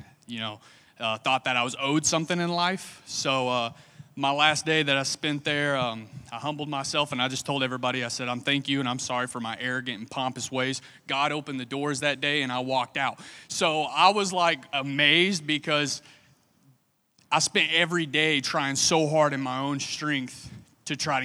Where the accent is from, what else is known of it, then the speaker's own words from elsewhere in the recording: Somerset, Kentucky, United States; moved away as an adult; now in Lakeland, United States; I'm from Kentucky